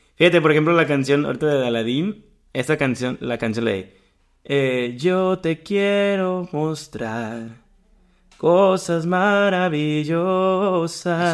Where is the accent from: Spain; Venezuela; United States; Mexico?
Mexico; Como mexicano